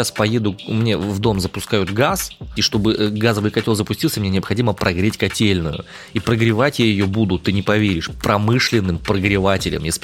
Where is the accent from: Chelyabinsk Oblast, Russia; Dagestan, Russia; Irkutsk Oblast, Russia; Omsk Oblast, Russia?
Omsk Oblast, Russia; Omsk; я из Омска.